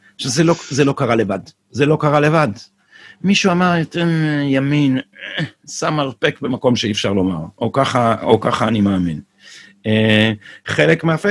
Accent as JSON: {"language": "Hebrew", "town": "Jerusalem", "region": "Jerusalem District", "country": "Israel", "tie": "born or raised there", "said": "כשהייתי ילד בירושלים"}